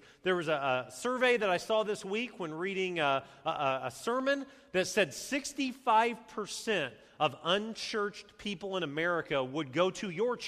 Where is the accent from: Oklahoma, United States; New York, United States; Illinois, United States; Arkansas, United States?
Illinois, United States; Champaign; my hometown of Champaign